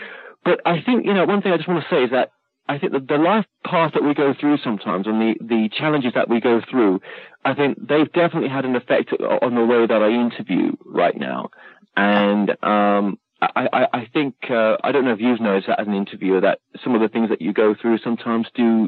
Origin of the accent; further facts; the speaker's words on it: United Kingdom; accent: British; I'm like, oh, my God, am I? I've lost my British accent.